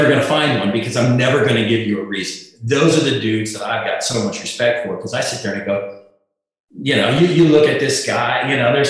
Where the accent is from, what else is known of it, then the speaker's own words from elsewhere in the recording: South Dakota, United States; moved away; I was a guy from South Dakota